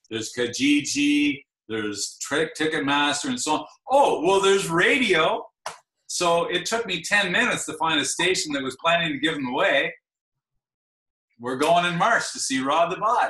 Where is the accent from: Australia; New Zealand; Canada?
Canada; Ottawa, Ontario; I'm from Ottawa